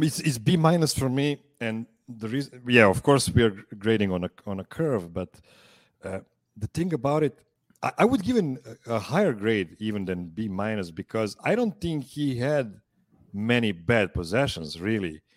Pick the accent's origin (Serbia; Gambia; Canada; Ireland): Serbia; Pančevo, Vojvodina; I'm calling from Pančevo, Serbia.